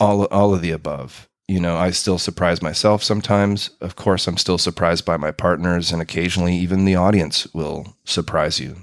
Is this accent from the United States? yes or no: no; Winnipeg, Manitoba, Canada; moved away as an adult; now in Berlin, Germany; Growing up in Winnipeg